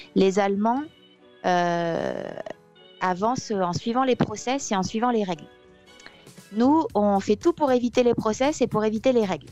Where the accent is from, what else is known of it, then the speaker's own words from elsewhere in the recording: France; moved away as an adult; also born or lived in Occitanie; now in Munich, Germany; quand on est français